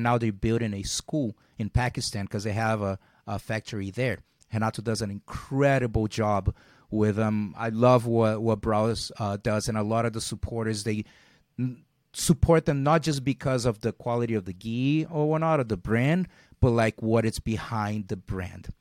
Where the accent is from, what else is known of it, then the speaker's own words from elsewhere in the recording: Rio de Janeiro, Brazil; moved away as an adult; now in United States; growing, growing up in Brazil and being in an, uh, those low, middle class areas